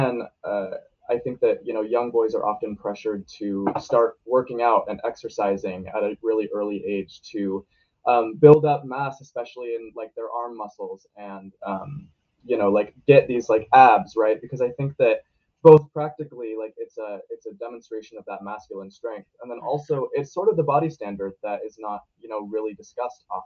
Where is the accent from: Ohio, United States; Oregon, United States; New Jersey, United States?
Oregon, United States; Portland; I'm a senior in high school and also in the Portland metro area.